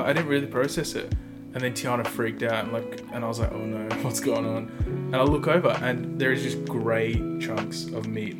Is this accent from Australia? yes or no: yes; Perth, Western Australia, Australia; now in Melbourne, Australia; I'm also from Perth. Originally. I just moved here in 2010